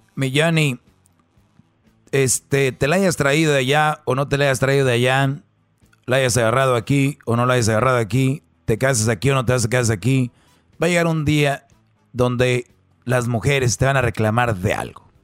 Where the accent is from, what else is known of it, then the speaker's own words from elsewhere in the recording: Monterrey, Nuevo León, Mexico; como buen regio